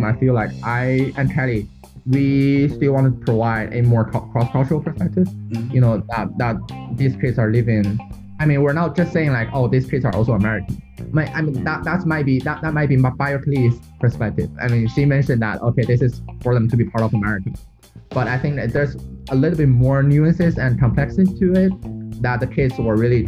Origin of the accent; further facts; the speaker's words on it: China; moved away as an adult; also born or lived in United States; I'm from China